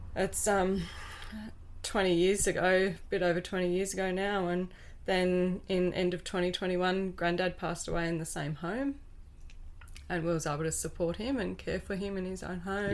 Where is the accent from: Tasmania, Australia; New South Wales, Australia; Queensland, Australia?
Tasmania, Australia; Wynyard; I was born over in Wynyard, and with loving parents on a dairy farm, yep. just ten minutes out of town